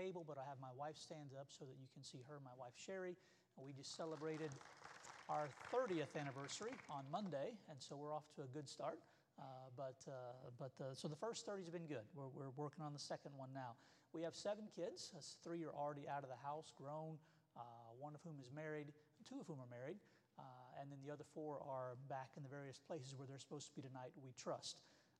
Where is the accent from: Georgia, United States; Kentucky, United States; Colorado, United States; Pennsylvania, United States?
Kentucky, United States; Somerset; moved away as an adult; also born or lived in Cincinnati, Ohio; now in New York City, United States; I was born in Cincinnati, but my family's actually from Kentucky. We moved there when I was 6 months old, and that's where I grew up at, a small town named Somerset.